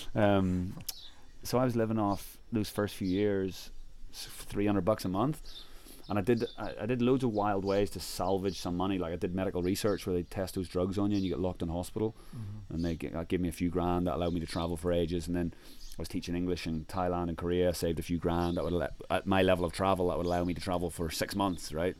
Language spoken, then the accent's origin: English; Ireland; I'm from Ireland